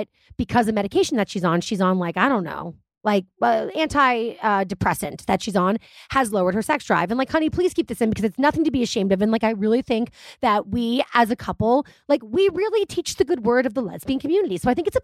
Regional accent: United States; I guess I am an American.

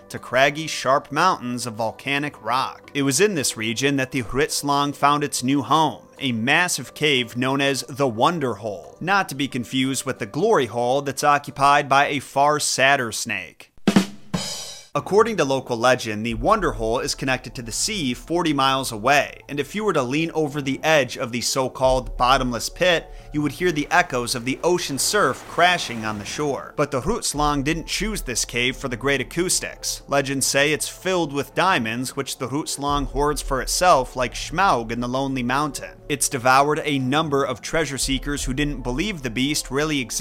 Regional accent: Midwest United States, United States; an English speaker from the Midwest United States

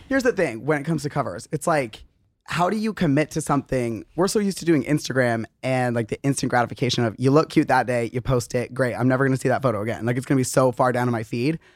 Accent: Arizona, United States; moved away; also born or lived in Utah; we grew up in Arizona

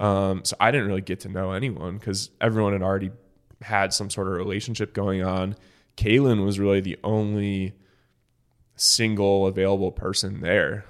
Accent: Michigan, United States; moved away as an adult; now in Dallas, United States; I'm from Michigan

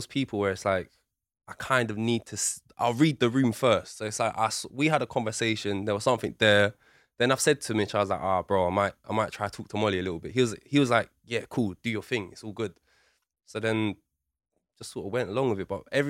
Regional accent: London, United Kingdom; I'm from Southeast.

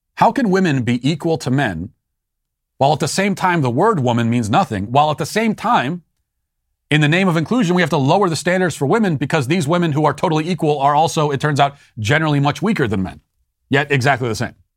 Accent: Maryland, United States; accent: Maryland; I'm from Maryland.

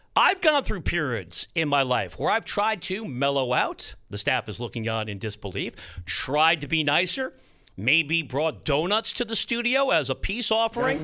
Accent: New York tri-state area, United States; my hometown? The New York tri-state area

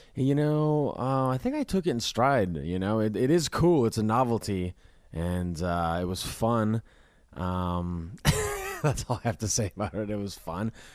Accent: Minnesota, United States; I grew up in Minnesota

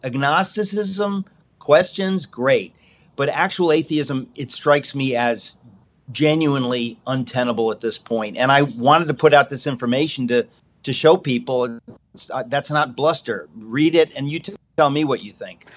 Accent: Danbury, Connecticut, United States; I was raised in this house. Uh, this is where I am. I'm in Connecticut, Danbury, Connecticut

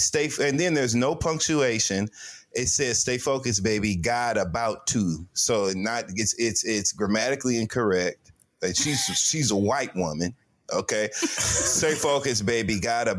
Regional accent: Flint, Michigan, United States; I'm from Flint.

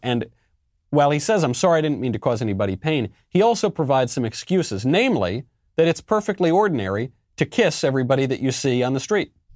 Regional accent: New York, United States; I say this as a New Yorker. I say this as an Italian American. I come from a very similar culture. I think actually the same town as Andrew Cuomo

